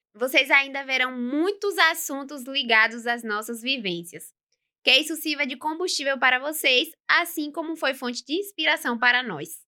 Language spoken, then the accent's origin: Portuguese; Governador Mangabeira, Bahia, Brazil; now in Feira de Santana, Brazil; Eu moro em Governador Mangabeira.